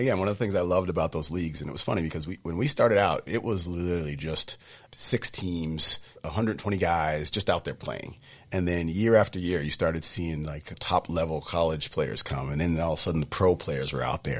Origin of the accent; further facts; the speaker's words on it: Sudbury, Massachusetts, United States; growing up in Sudbury